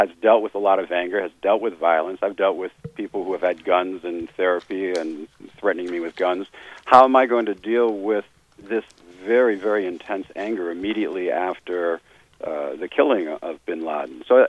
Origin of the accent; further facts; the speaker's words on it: United States; I was from the United States